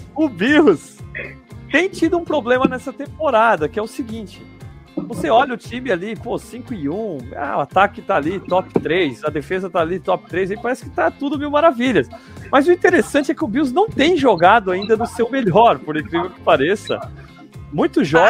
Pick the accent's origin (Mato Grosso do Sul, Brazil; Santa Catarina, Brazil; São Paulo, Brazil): Santa Catarina, Brazil; Blumenau; eu tô aqui em Blumenau, né? Eu sou de Blumenau, sou aqui na terra do Oktoberfest